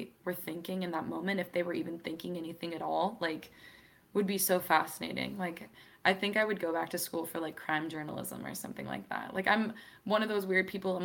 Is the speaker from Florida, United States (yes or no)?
no; Wellsboro, Pennsylvania, United States; moved away; also born or lived in Seattle, Washington / Virginia; that's where I did like all of my middle school, high schooling, all of that stuff. So I usually say I'm from Pennsylvania, but we lived in a very small town called Wellsboro, Pennsylvania